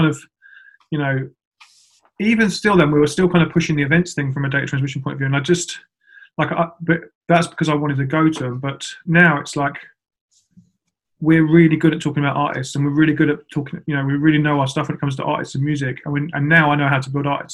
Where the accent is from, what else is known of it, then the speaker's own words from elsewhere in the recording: Milton Keynes, South East England, United Kingdom; I'm from Milton Keynes.